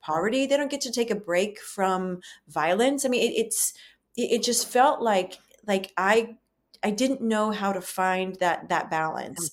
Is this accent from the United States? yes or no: yes; the South, United States; being women, um, being white women, you know, growing up in the South